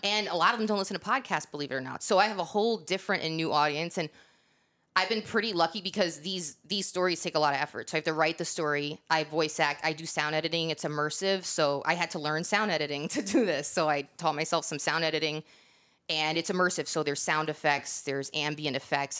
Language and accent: English; New York, United States; moved away; also born or lived in Northeast; I'm from New York